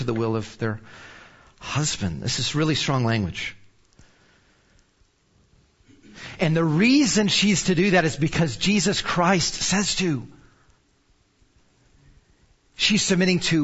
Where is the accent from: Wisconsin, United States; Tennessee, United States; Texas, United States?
Texas, United States; Arlington; I'm from Arlington originally. So our families were here